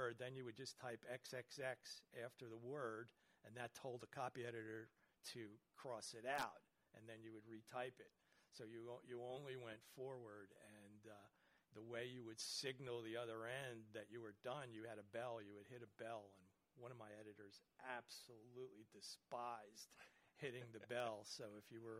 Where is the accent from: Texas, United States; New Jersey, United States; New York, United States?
New Jersey, United States; Kearny; I grew up in New Jersey in Kearney.